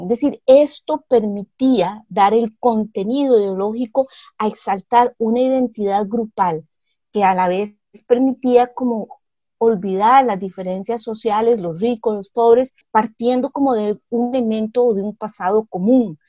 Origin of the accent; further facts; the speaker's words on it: Costa Rica; yo me siento costarricense y no me siento, por decirle, brasileña